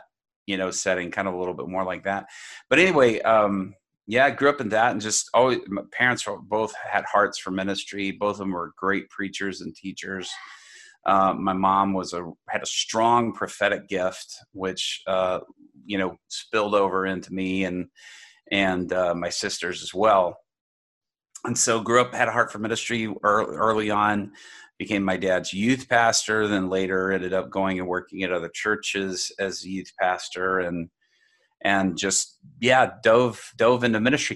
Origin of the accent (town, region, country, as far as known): Dallas, Texas, United States; born or raised there; also born or lived in Japan